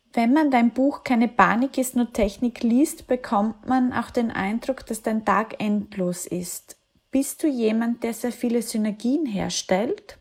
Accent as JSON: {"language": "German", "country": "Austria", "said": "Ich komme aus einem kleinen Dorf in Österreich"}